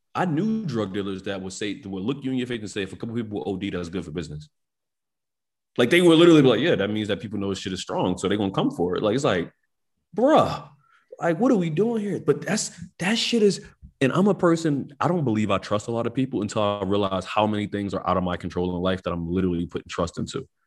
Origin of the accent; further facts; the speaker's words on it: Philadelphia, Pennsylvania, United States; growing up in North Philadelphia my whole life